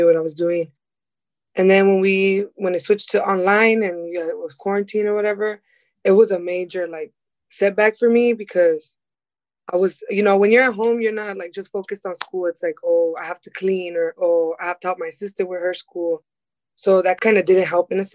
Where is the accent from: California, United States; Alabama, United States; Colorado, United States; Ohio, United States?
California, United States; Long Beach; I'm from Long Beach. So I went to Cabrillo High School